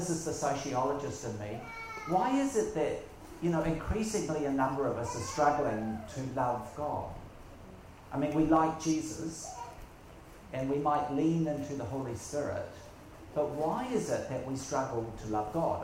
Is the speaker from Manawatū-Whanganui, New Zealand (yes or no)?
yes; Whanganui, Manawatū-Whanganui, New Zealand; also born or lived in Auckland, New Zealand; I'm from New Zealand, and from a place now called Whanganui